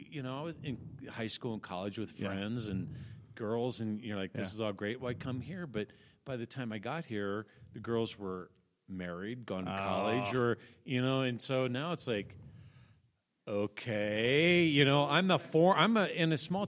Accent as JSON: {"language": "English", "town": "Yankton", "region": "South Dakota", "country": "United States", "tie": "born or raised there", "moved": "yes", "said": "Yeah, I was born in Yankton, South Dakota."}